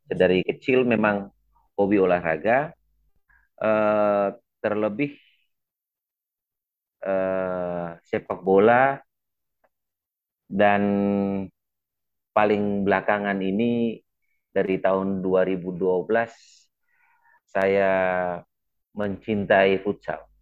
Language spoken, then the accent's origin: Indonesian; East Nusa Tenggara, Indonesia; Eh, saya dari Kabupaten Flores Timur. Itu sebuah kabupaten di ujung paling timur Pulau Flores di Eh, provinsi Nusa Tenggara Timur.